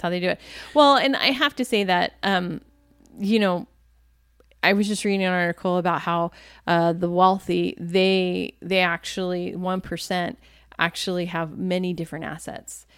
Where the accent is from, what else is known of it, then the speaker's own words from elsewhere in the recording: Virginia, United States; moved away; I was from Virginia